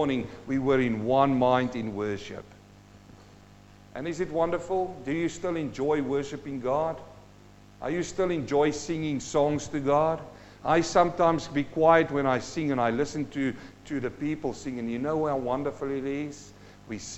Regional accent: South Africa; now in New Zealand; I'm a South African-born Kiwi, and I'm standing here, and I came from South Africa where there were a lot of apartheid happening there.

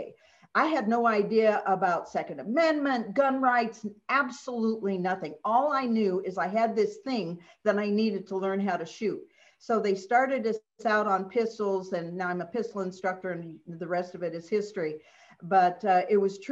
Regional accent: Los Angeles, California, United States; moved away as an adult; now in Phoenix, United States; I'm from Los Angeles. I know, don't think poorly of me. I'm an escapee.

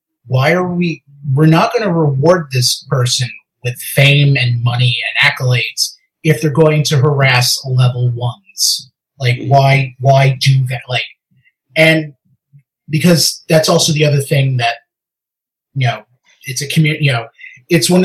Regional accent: United States; I'm American.

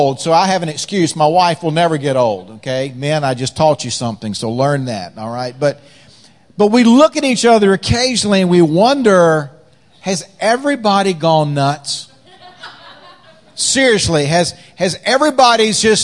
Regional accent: North Carolina, United States; accent: slow-cooked, carefully crafted dialect; now in Washington, D.C., United States; I'm not originally from Washington, D.C. I'm originally from North Carolina

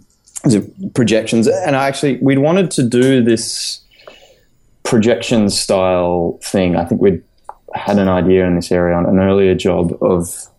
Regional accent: Australia; also born or lived in London; now in Sydney, Australia; growing up in Australia

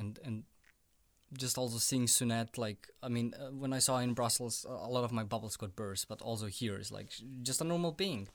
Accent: Bosnia & Herzegovina; now in Vienna, Austria; I live in Vienna, but, um, I was born in Bosnia

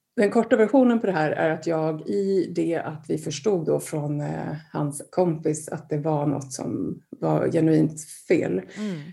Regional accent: Gotland, Sweden; also born or lived in Gothenburg; född och uppvuxen på Gotland

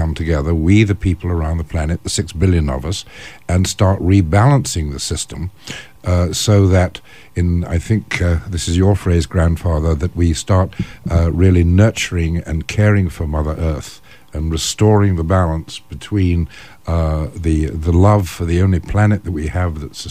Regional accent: England, United Kingdom; as an Englishman

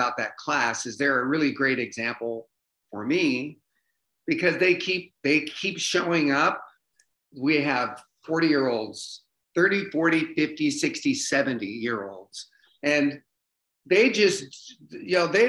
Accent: Bremerton, Washington, United States; also born or lived in Las Vegas, United States / New York, United States / Seattle, United States; now in Redmond, United States; Bremerton, it's a Navy town, population 35,000. And that's where I grew up

